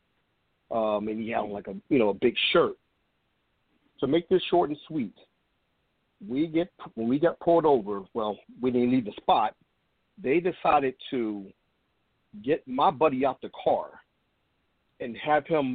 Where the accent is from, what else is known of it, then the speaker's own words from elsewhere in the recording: Trenton, New Jersey, United States; I'm from Trenton, New Jersey, another town that decided to, act a fool a few nights ago